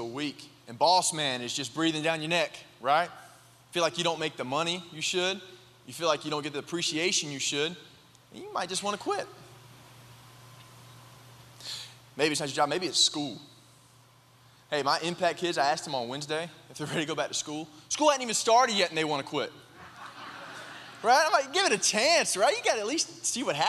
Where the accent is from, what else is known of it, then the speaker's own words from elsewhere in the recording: High Point, North Carolina, United States; I'm from High Point